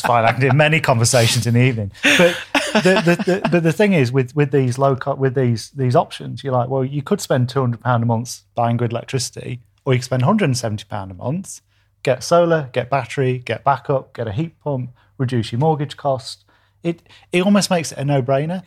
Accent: Doncaster, Yorkshire and the Humber, United Kingdom; moved away; also born or lived in New Zealand; You can tell I'm from Doncaster.

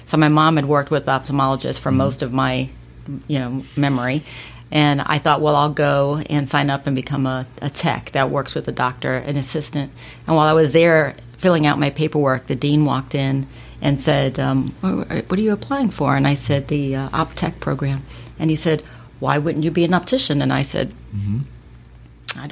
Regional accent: Miami, Florida, United States; also born or lived in Sunrise, Florida / Fort Lauderdale, Florida; now in Port St. Lucie, United States; I've been in Florida since I was 4. Mm-hmm. So I grew up in Miami

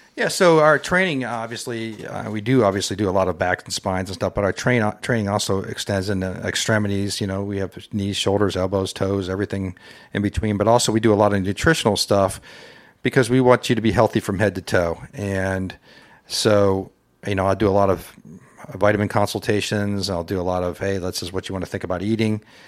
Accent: North Canton, Ohio, United States; moved away as an adult; also born or lived in Saint Louis, Missouri / Cincinnati, Ohio; now in Loveland, United States; I'm originally from North Canton, Ohio.

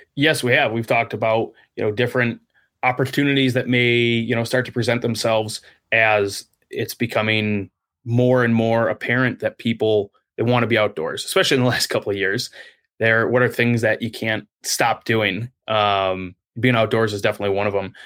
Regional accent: South Lyon, Michigan, United States; I grew up downstate in South Lyon, just outside of, uh, Brighton in Ann Arbor

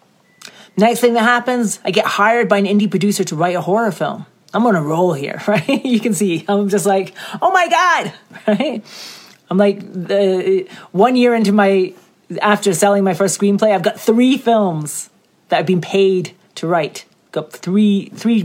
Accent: Scotland, United Kingdom; I'm from Scotland.

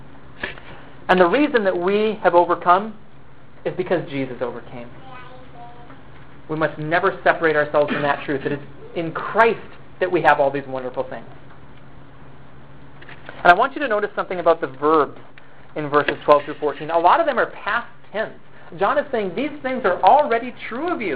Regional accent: United States; also born or lived in China; I am an American

